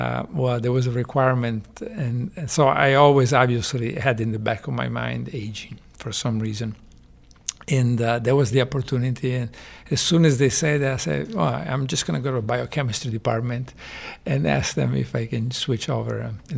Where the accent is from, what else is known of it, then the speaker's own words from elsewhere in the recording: Genoa, Liguria, Italy; also born or lived in Chicago / Texas; now in United States; In Genova, Italy, on the coast near France.